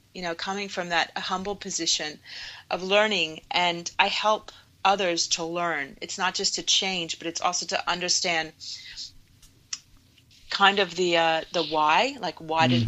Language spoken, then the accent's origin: English; Virginia, United States; as a child growing up in Virginia